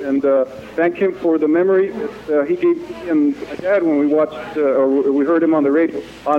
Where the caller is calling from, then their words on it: Silver City, New Mexico, United States; Silver City. That's about 150 miles from El Paso.